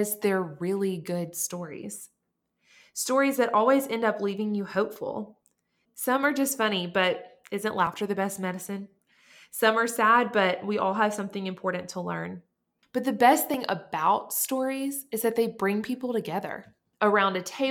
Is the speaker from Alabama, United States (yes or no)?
yes; Montgomery, Alabama, United States; I was born and raised in Montgomery, Alabama.